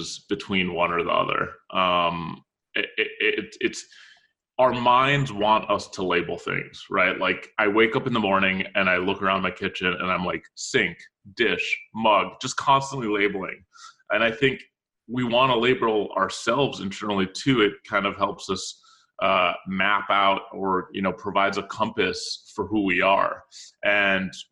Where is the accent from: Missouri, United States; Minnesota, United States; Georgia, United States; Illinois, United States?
Minnesota, United States; Minneapolis; also born or lived in Cairo, Egypt; now in New York City, United States; I was born in Cairo. Spent most of my life in Minneapolis, in St. Paul, Minnesota